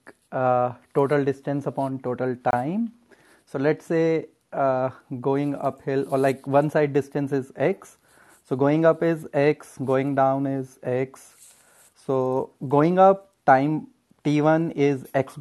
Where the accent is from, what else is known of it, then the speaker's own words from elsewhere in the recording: Delhi, India; now in United States; I'm from Delhi itself. I'm living in United States